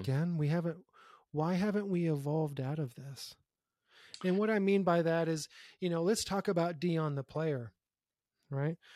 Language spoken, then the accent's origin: English; Youngstown, Ohio, United States; being born and raised in Youngstown, Ohio